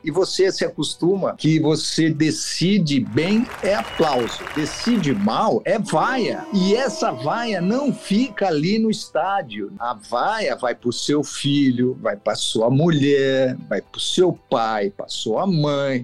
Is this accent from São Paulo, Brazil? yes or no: yes; São Paulo, Brazil; eu sou de São Paulo, sim. Sou aqui do, Itaim Bibi, né? Minha família toda era daqui